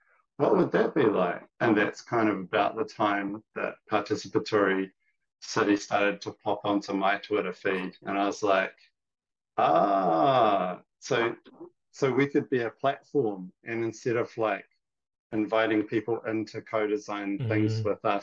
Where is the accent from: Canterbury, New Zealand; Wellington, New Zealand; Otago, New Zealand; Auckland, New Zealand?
Auckland, New Zealand; Cockle Bay; also born or lived in Taiwan; I grew up in Koppel Bay in Howard College, where I went to school